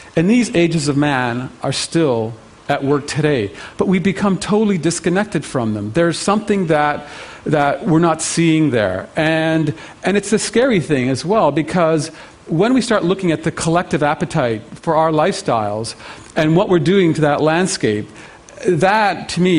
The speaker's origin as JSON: {"language": "English", "country": "Canada", "said": "as a Canadian"}